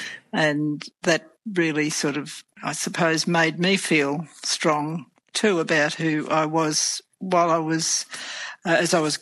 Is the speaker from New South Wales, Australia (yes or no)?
no; Murraydale, Victoria, Australia; also born or lived in Hamilton, Victoria; they moved back to the Murray Valley to a property outside Swan Hill in a place called Murraydale, a very small place. I think it's in Barapa country there. I'm not 100% sure about a map. So I grew up there